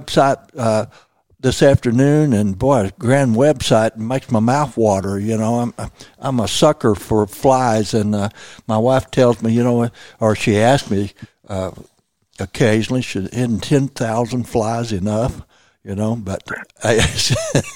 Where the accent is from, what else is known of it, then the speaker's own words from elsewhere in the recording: Missouri Bootheel, United States; I was raised in the Missouri Boot Hill